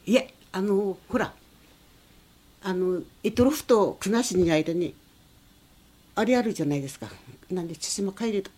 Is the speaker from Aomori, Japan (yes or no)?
yes; Yokohama, Aomori, Japan; also born or lived in Iturup (Etorofu) Island / Kushiro; 横浜町でも一緒に暮らした人がいるんだけどもあのエドルフ